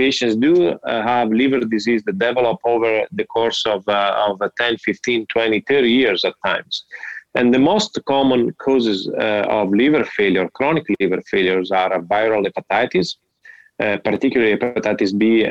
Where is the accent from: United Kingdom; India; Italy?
Italy; moved away as an adult; also born or lived in Miami, United States; now in Cleveland, United States; I'm from Italy. I did my medical school in Italy, part of my residency there. And then I decided to move to the United States